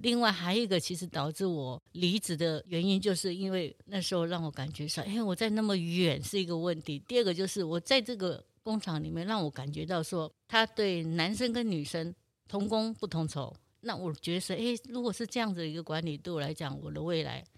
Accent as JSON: {"language": "Chinese", "town": "Zhuolan", "region": "Miaoli County", "country": "Taiwan", "tie": "born or raised there", "said": "因为我家住苗栗卓然镇那边"}